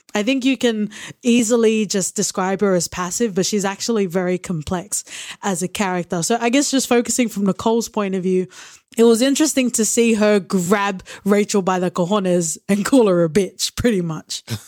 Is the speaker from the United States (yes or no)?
no; Australia; I am Australian born, but I am Tongan